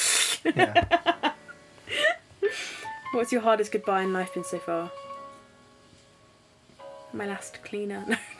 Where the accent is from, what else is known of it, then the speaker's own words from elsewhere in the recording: Surrey, South East England, United Kingdom; we're from Surrey.